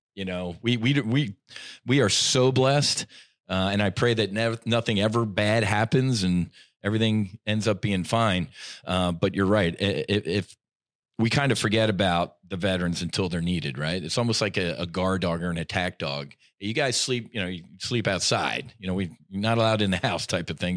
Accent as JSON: {"language": "English", "area": "Jersey Shore", "region": "New Jersey", "country": "United States", "tie": "born or raised there", "also_born_or_lived": "South Philadelphia / Florida", "moved": "as an adult", "said": "we were raised on the Jersey Shore"}